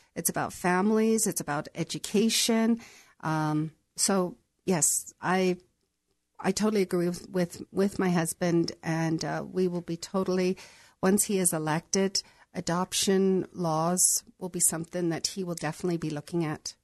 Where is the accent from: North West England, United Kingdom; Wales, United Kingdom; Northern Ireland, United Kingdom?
Northern Ireland, United Kingdom; moved away as an adult; also born or lived in San Diego, United States; now in United States; I was raised in Northern Ireland, um, but I was, I was born in San Diego